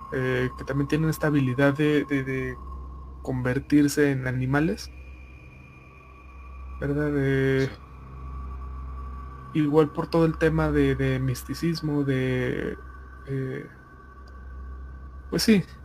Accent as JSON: {"language": "Spanish", "region": "Ica", "country": "Peru", "tie": "born or raised there", "said": "Un día me fui de viaje a una provincia de mi tierra natal, que es la ciudad de Ica, en Perú."}